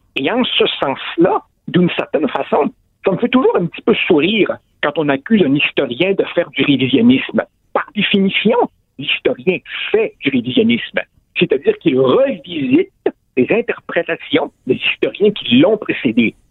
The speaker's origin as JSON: {"language": "French", "region": "Quebec", "country": "Canada", "said": "chez nous, au Québec, au Canada, en Amérique du Nord"}